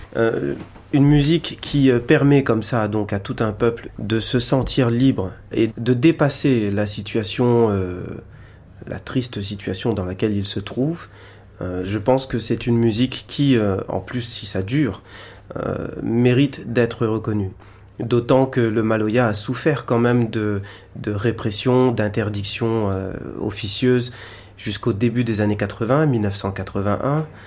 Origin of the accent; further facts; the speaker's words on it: Réunion; je viens de l'île de la Réunion